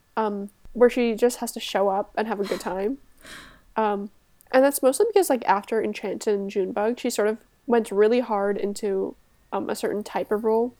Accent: United States; I am American

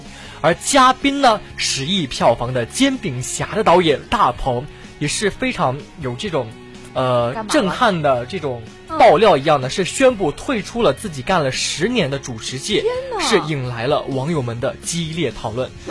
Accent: Taiwan; 呃，各位学长学姐，大家好，我是来自台湾的。

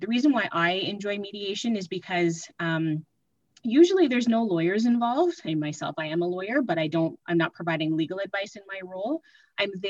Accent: Mississauga, Ontario, Canada; moved away as an adult; now in Ottawa, Canada; I am originally from Mississauga and I moved to Ottawa to attend law school.

